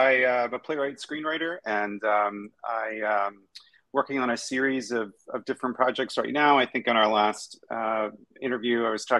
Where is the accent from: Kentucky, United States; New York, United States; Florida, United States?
Kentucky, United States; I'm from Kentucky, so that's sort of where the inspiration is also partially from.